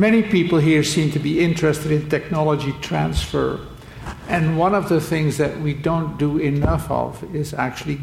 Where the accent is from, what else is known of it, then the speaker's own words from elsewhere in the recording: Belgium; now in United States; I came to the U.S. actually not from a developing country. I'm from Belgium, in 1960